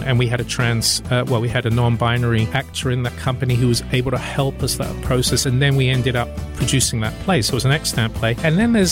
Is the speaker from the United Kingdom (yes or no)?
yes; United Kingdom; now in Milwaukee, United States; as a Brit